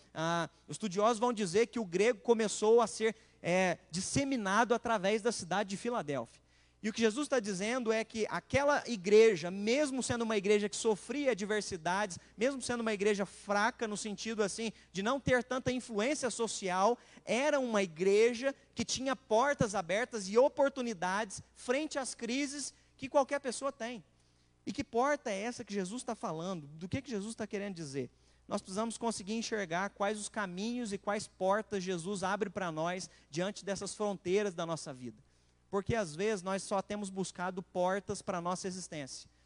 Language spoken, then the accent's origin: Portuguese; Machado, Minas Gerais, Brazil; Eu sou de Machado